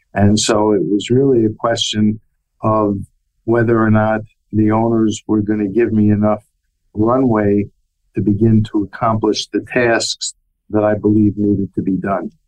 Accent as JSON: {"language": "English", "town": "New York City", "region": "New York", "country": "United States", "tie": "born or raised there", "said": "as a youngster growing up in New York City"}